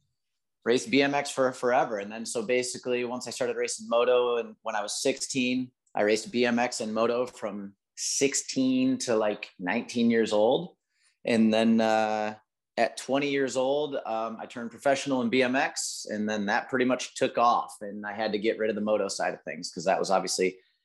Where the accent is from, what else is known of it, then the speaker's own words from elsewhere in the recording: Lansing, Michigan, United States; I grew up in Michigan, kind of Lansing area.